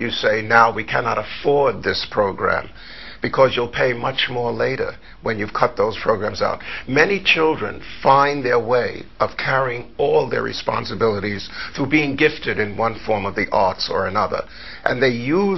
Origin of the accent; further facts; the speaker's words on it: New York City, New York, United States; also born or lived in Harlem; I grew up in New York City, born in Harlem, raised in the Bronx